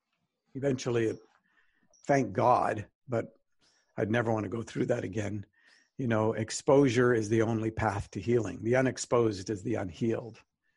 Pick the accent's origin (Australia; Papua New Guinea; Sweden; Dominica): Papua New Guinea; Highlands; also born or lived in Alberta, Canada; I'm Canadian born, up in Northern Alberta. And then when I was 10 months old, my mom and dad and I moved across the world. My parents were pioneer missionaries in the highlands of New Guinea in a tribal Stone Age culture.